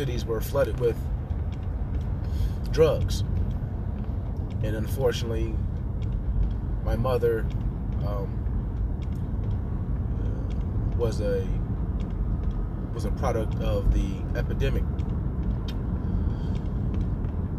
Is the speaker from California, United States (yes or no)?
no; Cleveland, Ohio, United States; also born or lived in Columbus, Ohio; I was born in Columbus, Ohio, and raised in Cleveland. I moved to Cleveland when I was about 11 years old